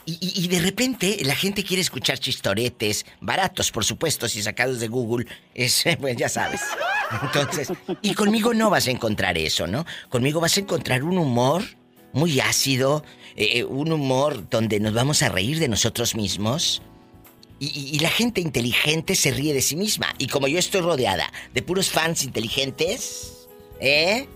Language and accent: Spanish; Matamoros, Tamaulipas, Mexico; yo soy de Matamoros